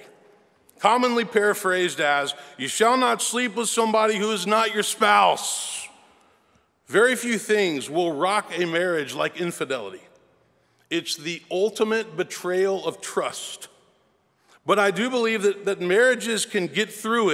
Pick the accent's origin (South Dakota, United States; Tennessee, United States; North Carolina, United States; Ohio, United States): Tennessee, United States; Memphis; I was born and raised in Memphis